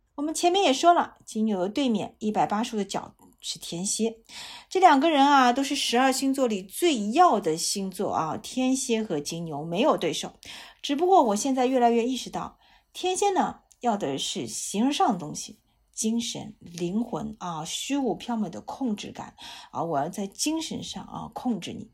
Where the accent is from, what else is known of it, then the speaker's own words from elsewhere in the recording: China; 我们中国人